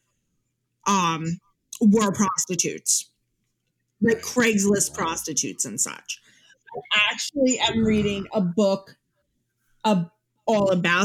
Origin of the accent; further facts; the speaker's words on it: New York, United States; also born or lived in Long Island; I'm from New York